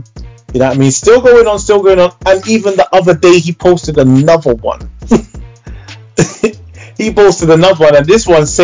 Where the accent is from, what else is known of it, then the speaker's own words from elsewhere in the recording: London, United Kingdom; I came from Church Road, Northwest London, North 10. I grew up in that same era with Zeno and everyone else.